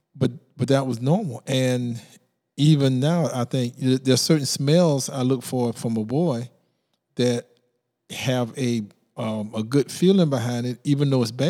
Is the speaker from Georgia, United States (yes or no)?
yes; Brunswick, Georgia, United States; now in Savannah, United States; I grew up in Brunswick